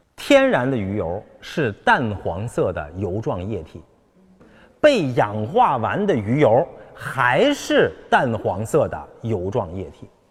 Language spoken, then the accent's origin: Chinese; China; 我们中国人